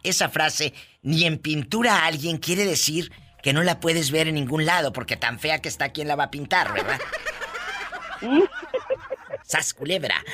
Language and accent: Spanish; Matamoros, Tamaulipas, Mexico; Matamoros, Tamaulipas, mi tierra